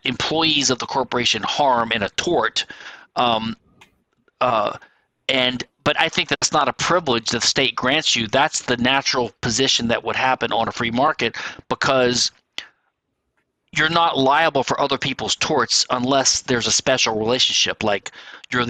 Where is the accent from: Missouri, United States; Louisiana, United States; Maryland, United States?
Louisiana, United States; my home state of Louisiana